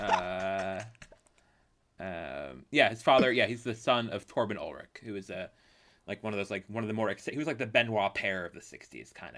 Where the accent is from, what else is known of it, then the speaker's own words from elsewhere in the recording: Canada; as a Canadian